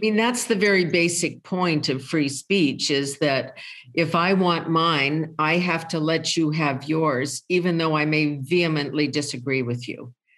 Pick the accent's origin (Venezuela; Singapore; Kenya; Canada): Canada; I'm a Canadian.